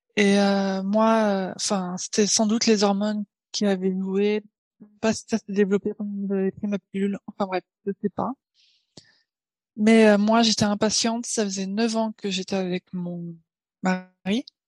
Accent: Paris, Île-de-France, France; moved away as an adult; now in Tokyo, Japan; je suis née à Paris et là maintenant j'habite à Tokyo. Ça va faire huit ans

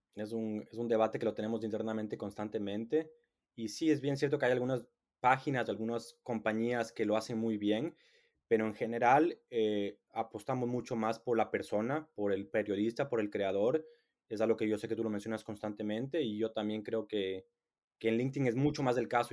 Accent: Ecuador; now in England; soy latino, soy de Ecuador

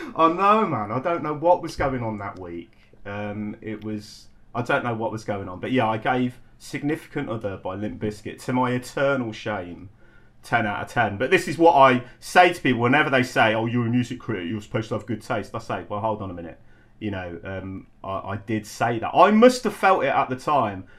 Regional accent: Coventry, West Midlands, United Kingdom; moved away; also born or lived in London; I was a kid from Coventry

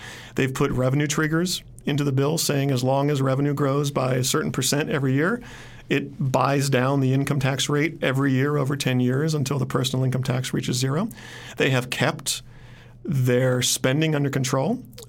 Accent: Arizona, United States; my home state of Arizona

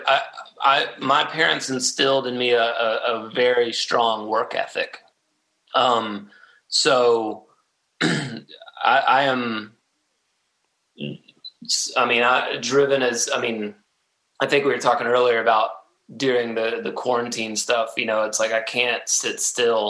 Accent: Atlanta, Georgia, United States; I love my home state, and I love, you know, Atlanta. It's a great place to have been born and raised

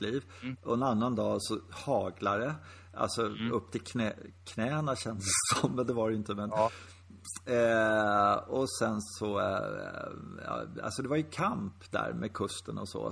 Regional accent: Sweden; vi som svenskar

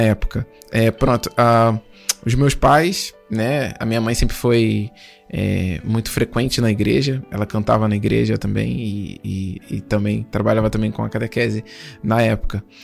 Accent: Duque de Caxias, Rio de Janeiro, Brazil; sou natural do Rio de Janeiro, né? De uma região lá em Duque de Caxias, que é um município, é a nossa zona.

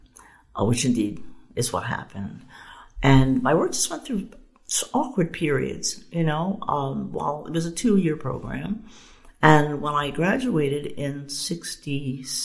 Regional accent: Philadelphia, Pennsylvania, United States; I grew up in Philadelphia

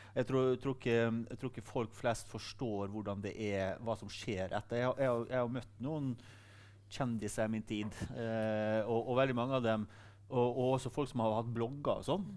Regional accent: Sunnmøre, Møre og Romsdal, Norway; så jeg er jo sunnmøring

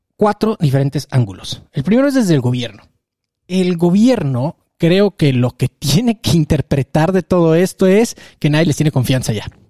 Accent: Mexico; como mexicanos

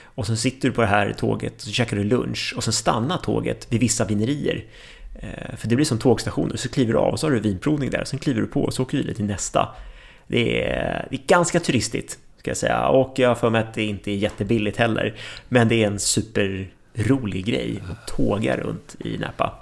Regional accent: Sweden; som svensk

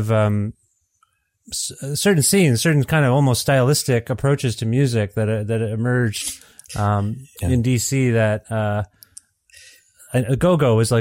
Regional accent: Ontario, Canada; moved away; also born or lived in Guelph, Ontario; I'm from Ontario originally, so we would, between where I lived in Guelph, which was a college town, and Toronto

